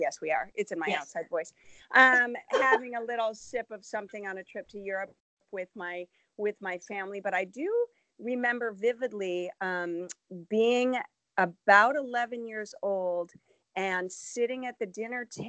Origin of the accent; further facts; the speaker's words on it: Chicago, Illinois, United States; I grew up in Chicago